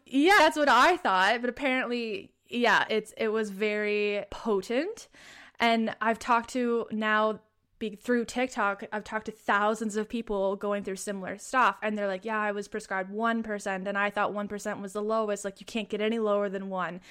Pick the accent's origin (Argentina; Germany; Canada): Canada; Prince Edward Island; I am from Prince Edward Island, Canada